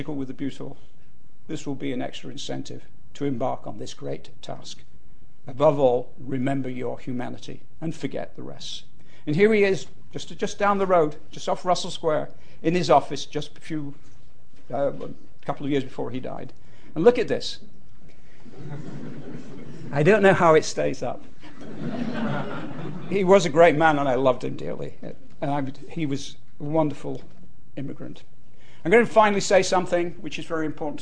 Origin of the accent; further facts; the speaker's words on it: Bolton, North West England, United Kingdom; I was brought up in Bolton